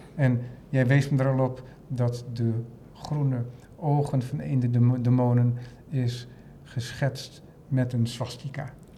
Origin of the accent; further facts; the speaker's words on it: Netherlands; voor mij als Nederlander